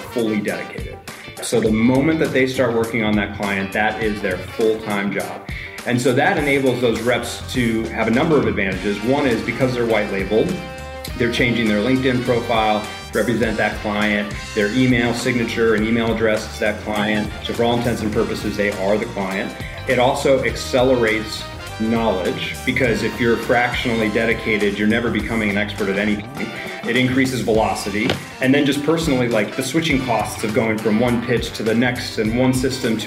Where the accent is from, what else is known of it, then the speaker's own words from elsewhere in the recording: Oak Ridge, Tennessee, United States; also born or lived in Denver / Los Angeles; now in Nashville, United States; I'm actually from East Tennessee, a few hours away originally